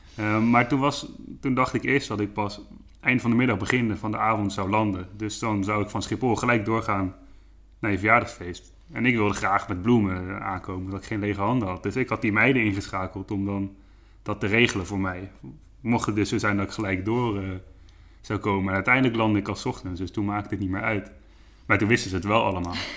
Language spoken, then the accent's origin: Dutch; Dordrecht, South Holland, Netherlands; moved away as an adult; now in Ede, Netherlands; ik kom oorspronkelijk uit Dordrecht. Ehm, daar heb ik 22 jaar gewoond.